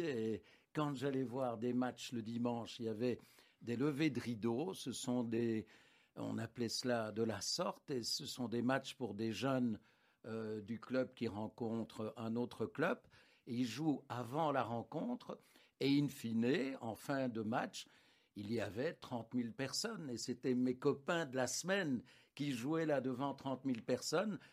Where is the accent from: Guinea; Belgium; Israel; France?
Belgium; Anderlecht, Brussels-Capital Region; mon enfance se déroule à Anderlecht, à l'ombre du, parc Astrid